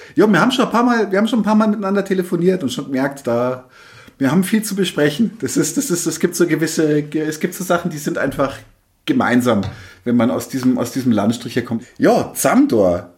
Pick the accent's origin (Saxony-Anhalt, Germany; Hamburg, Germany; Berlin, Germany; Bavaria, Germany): Bavaria, Germany; area around Munich; ich bin ja auch nicht direkt in München groß geworden, sondern auch im Umland